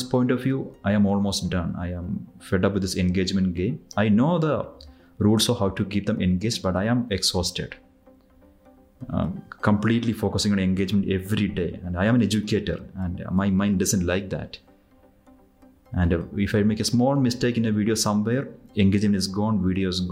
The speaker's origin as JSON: {"language": "English", "country": "India", "said": "I am from India."}